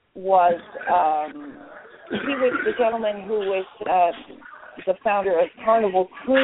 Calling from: Dubuque, Iowa, United States; I am calling from Dubuque, Iowa, and this is a residency that I have done three times before

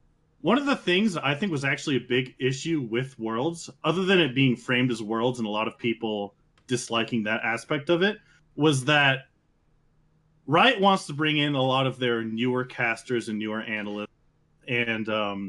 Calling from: New Mexico, United States; Most recently of New Mexico.

